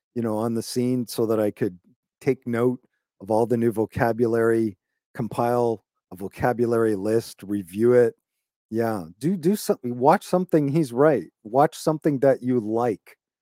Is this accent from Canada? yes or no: yes; Toronto, Ontario, Canada; I'm from Canada. I was born in Toronto, just north of Toronto.